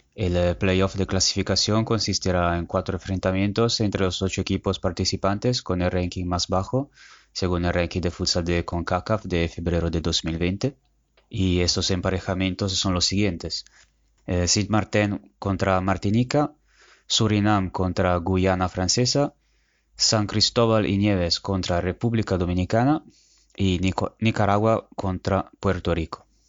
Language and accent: Spanish; Italy; mi país